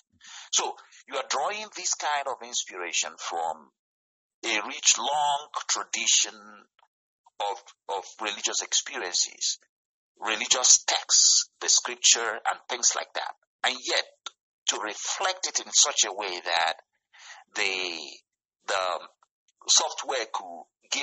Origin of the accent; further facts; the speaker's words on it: Nigeria; moved away as an adult; now in United States; where I come from, actually I come from West Africa, from Nigeria.